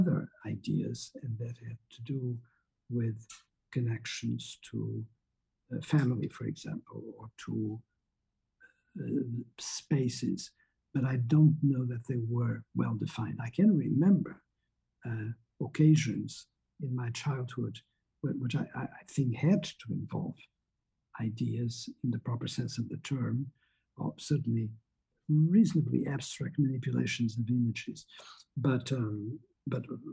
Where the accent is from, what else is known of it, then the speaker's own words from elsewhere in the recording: Portugal; moved away as an adult; I was born in Portugal, and what you have high school in Portugal is a very different thing